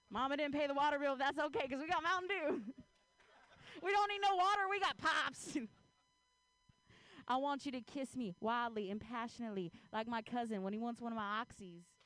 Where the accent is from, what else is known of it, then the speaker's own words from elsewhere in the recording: Ohio, United States; now in Bay Area, United States; I grew up in Ohio